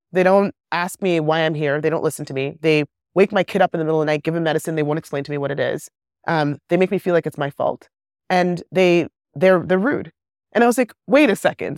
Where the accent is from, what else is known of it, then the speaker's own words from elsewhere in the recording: Kenya; moved away; also born or lived in England / West Africa; I grew up in Kenya at the height of the AIDS epidemic